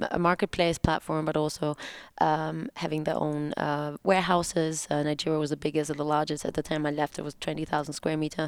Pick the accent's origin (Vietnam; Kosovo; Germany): Germany; Hamburg; moved away as an adult; also born or lived in Munich / Berlin; when I was 20 years old and I moved from Hamburg, my hometown, to Munich